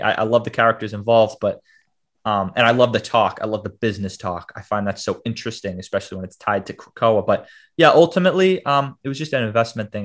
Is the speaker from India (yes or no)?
no; Boston, Massachusetts, United States; I'm from Boston, Mass, born and raised